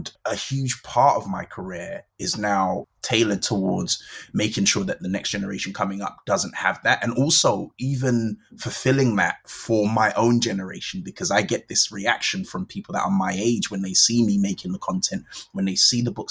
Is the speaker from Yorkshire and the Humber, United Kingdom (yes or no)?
no; London, United Kingdom; I grew up in Brixton in South London